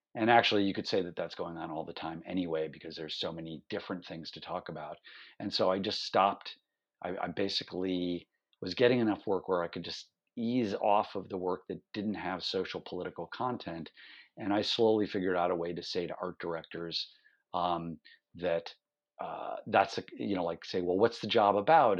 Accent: Cleveland, Ohio, United States; moved away as an adult; also born or lived in New York City; growing up in Cleveland, Ohio, he and I started a fanzine

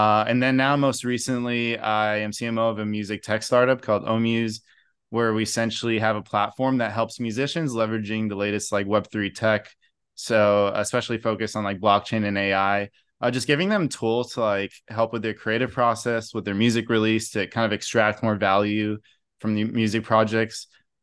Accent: Brazil; So actually was born and raised in Brazil, grew up there. So that was kind of a big part of like our culture, is just Sunday barbecues.

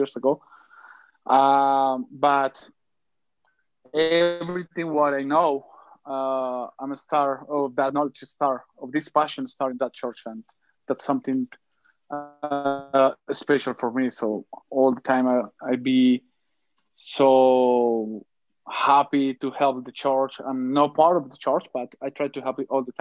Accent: Bogota, Colombia; I'm from Bogota, Colombia.

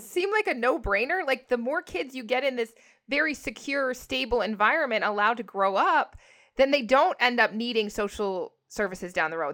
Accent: Canada; I'm Canadian

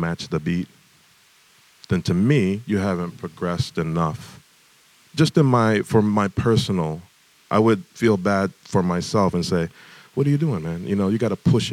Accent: Detroit, Michigan, United States; growing up in Detroit

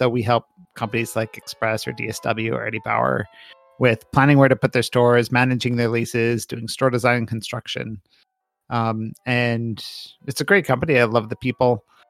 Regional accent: Minnesota, United States; also born or lived in Michigan / Connecticut; now in Columbus, United States; I grew up all over. So Minnesota, Michigan, Connecticut. Worked out in California for a bit. So I've moved around a bit in my life. I did not grow up in Ohio, so it was a little awkward coming to Columbus and not knowing anything.

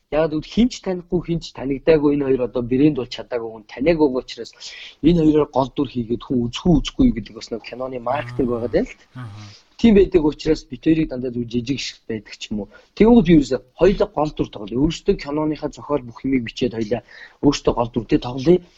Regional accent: Mongolia; Тэгтэл би Монгол хүн жүжигчнээр төгсөөд ирсэн.

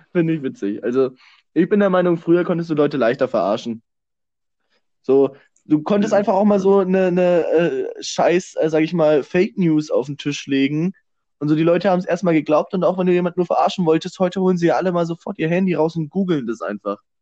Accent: Germany; als, als Deutsche

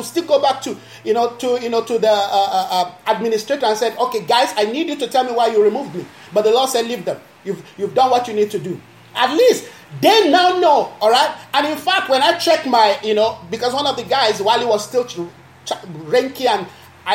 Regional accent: Nigeria; now in South Africa; Where I'm coming from, I'm a Nigerian. My country

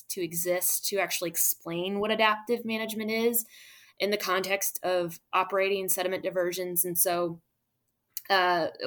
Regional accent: Midwest, United States; well, I'm from the Midwest. I know nothing about gumbo.

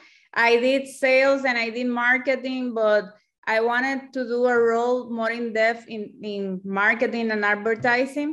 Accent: Puerto Rico; I'm from Puerto Rico and the native language here is Spanish.

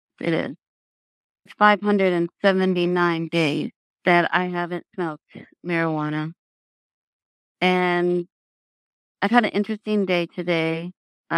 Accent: Tacoma, Washington, United States; I was born in Tacoma, Washington

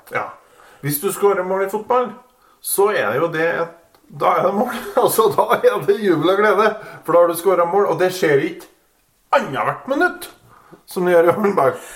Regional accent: Kvål, Trøndelag, Norway; moved away; jeg er jo fra Kvål.

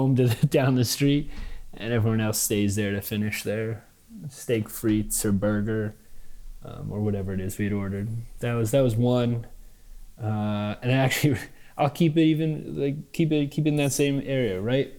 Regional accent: Manhattan, New York, United States; I mean, just the seamless melding of worlds, you know, as opposed to, I'll also finish with New York and then I'll like show the other contradiction that I lived

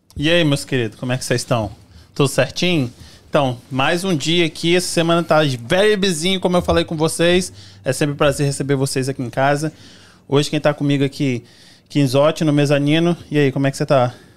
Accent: Cachoeiro de Itapemirim, Espírito Santo, Brazil; now in United States; eu sou de Cachoeiro de Itapimirim

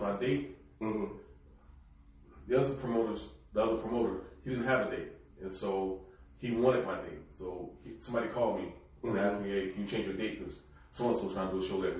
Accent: Austin, Texas, United States; I'm from Austin

